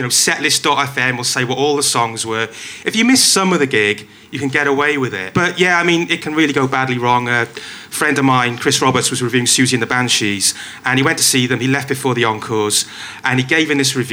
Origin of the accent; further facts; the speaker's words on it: Wales, United Kingdom; I'm Welsh